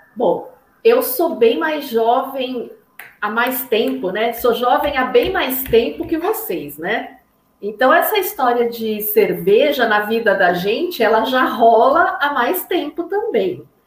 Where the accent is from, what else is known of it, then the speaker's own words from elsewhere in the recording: Brazil; also born or lived in Pinheiros, São Paulo; a gente é brasileiro